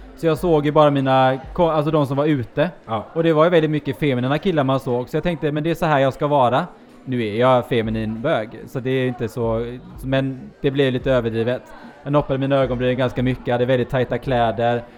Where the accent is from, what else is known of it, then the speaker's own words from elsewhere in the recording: Gothenburg, Västra Götaland, Sweden; also born or lived in Norway; now in Gothenburg, Sweden; jag är då från eh, Norge i grund och botten. Flyttade hit när jag var nio